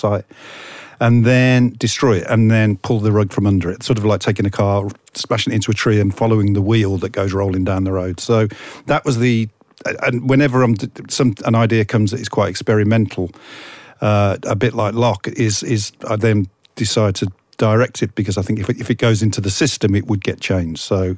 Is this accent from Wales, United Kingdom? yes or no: no; Birmingham, West Midlands, United Kingdom